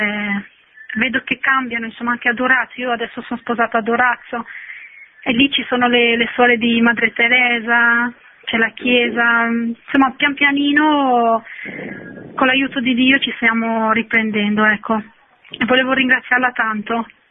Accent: Shkodër, Shkodër County, Albania; moved away; io sono anch'io originaria di Scutteri

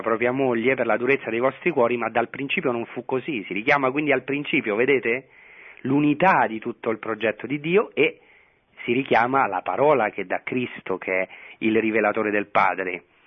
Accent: Rome, Lazio, Italy; moved away as an adult; now in Israel; io sono nato a Roma a eh, pochi metri eh, dal Vaticano, come, cioè pochi chilometri dal Vaticano, come la mia casa di origine

